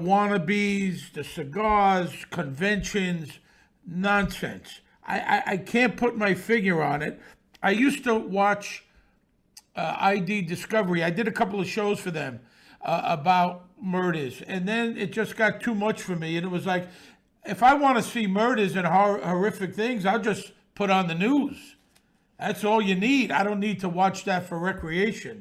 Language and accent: English; New York City, New York, United States; born or raised there